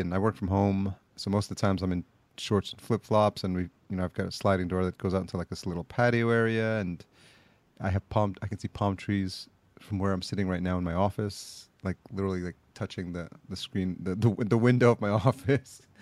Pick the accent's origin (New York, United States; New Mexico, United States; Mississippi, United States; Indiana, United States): New York, United States; Yonkers; also born or lived in El Salvador; just outside New York City, Yonkers, New York, oh, is oh, yeah. where uh, I was raised up and uh, went to school.